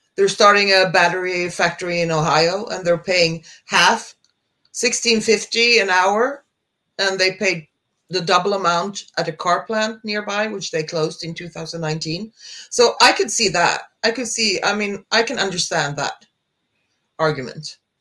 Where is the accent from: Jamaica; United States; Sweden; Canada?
Sweden; I'm from Sweden